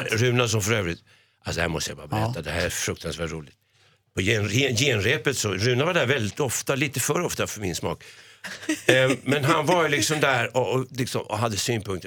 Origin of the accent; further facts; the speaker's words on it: Stockholm, Stockholm County, Sweden; som barn bodde jag på Skånegatan